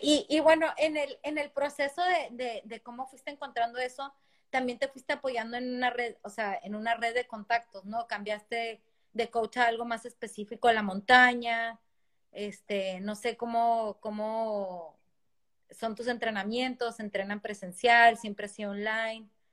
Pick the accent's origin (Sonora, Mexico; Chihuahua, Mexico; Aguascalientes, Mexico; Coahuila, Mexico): Chihuahua, Mexico; Ciudad Juárez; Quique y yo somos de Ciudad Juárez y estábamos en el mismo equipo de natación desde muy chicos